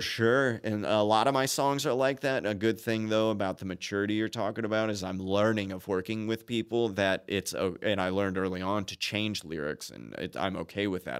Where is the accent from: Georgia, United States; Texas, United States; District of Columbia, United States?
Texas, United States; Austin; also born or lived in Chicago, Illinois / Dallas, Texas; I was born in Chicago, raised in Austin